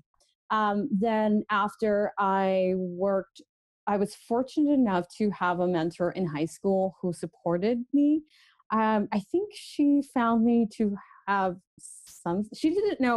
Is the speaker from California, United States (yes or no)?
yes; Orange County, California, United States; I was born and raised down in Orange County and in California